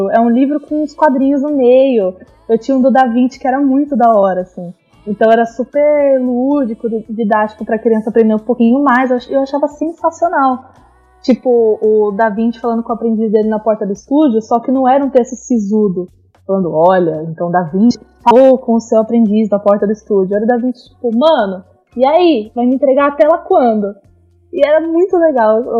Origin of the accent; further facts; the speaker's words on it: ABC Paulista, São Paulo, Brazil; eu sou da BC, eu moro em São Caetano.